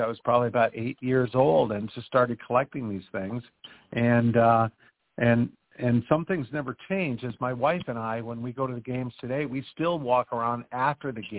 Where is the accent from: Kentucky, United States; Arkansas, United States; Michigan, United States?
Michigan, United States; Ann Arbor; now in Chelsea, United States; born and raised in Ann Arbor, Michigan